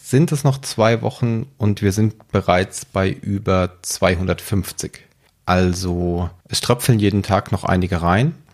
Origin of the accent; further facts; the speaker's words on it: Frankfurt am Main, Hesse, Germany; Ich komme aus Frankfurt am Main und arbeite als Engineering Manager in der IT.